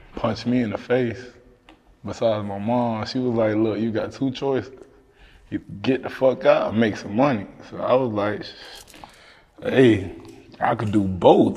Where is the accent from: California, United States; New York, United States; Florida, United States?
Florida, United States; Miami; I'm from Liberty City. I'm from Dade County